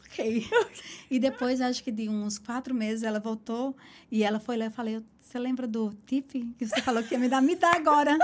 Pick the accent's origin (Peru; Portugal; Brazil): Brazil; Caruaru, Pernambuco; moved away as an adult; now in New York, United States; eu sou de Caruaru, a capital do forró, o melhor São João do mundo